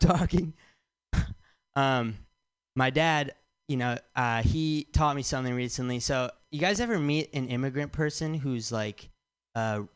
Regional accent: Michigan, United States; now in San Francisco, United States; I'm from Michigan

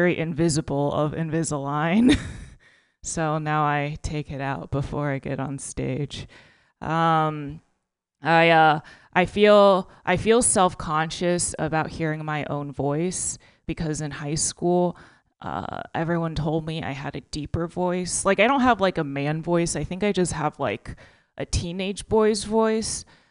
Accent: Texas, United States; now in California, United States; I'm from Texas and I only just learned about recycling

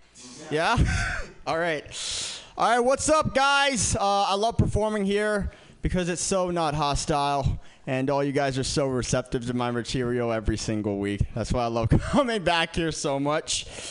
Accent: San Francisco, California, United States; I grew up in San Francisco. San Francisco is pretty liberal

